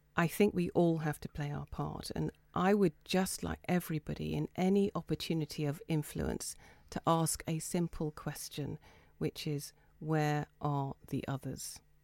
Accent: Folkestone, South East England, United Kingdom; I grew up in Folkestone above my Chinese father's Chinese restaurant

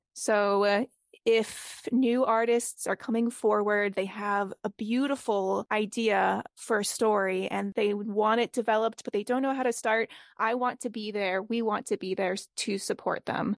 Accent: Boston, Massachusetts, United States; I am from Boston

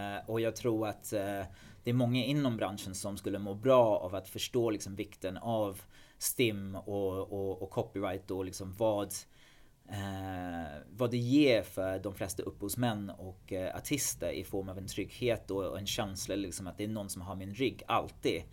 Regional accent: England, United Kingdom; Swedish is a second language; moved away as an adult; now in Sweden; i England, i alla fall där jag kommer ifrån

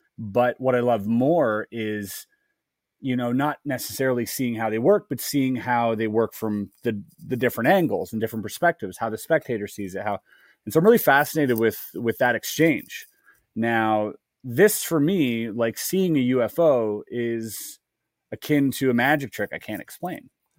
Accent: Germany; I grew up in Germany as well. Like I lived in Germany for a little while in a small town.

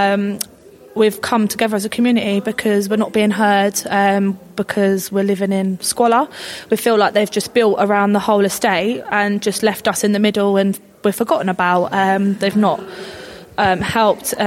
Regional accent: Barnet, London, United Kingdom; we've all born and bred in Barnet, lived here

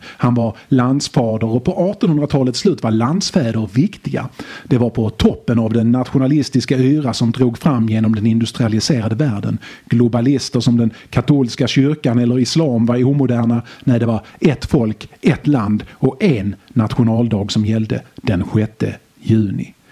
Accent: Skåne, Sweden; Jag är från Skåne

